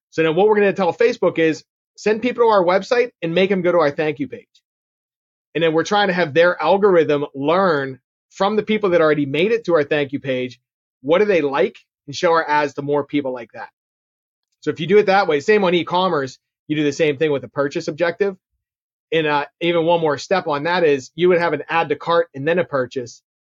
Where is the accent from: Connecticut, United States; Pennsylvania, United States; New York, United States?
Pennsylvania, United States; Pittsburgh; I'm born and raised in Pittsburgh, which my accent can probably tell you